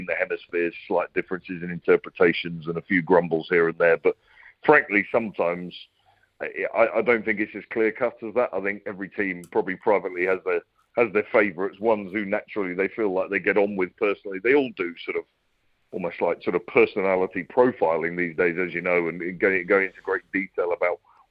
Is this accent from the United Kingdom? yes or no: yes; England, United Kingdom